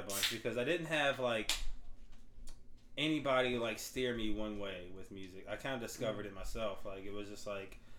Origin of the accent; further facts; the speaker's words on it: Walker, Louisiana, United States; moved away as an adult; I'm 34 and I'm from Walker, Louisiana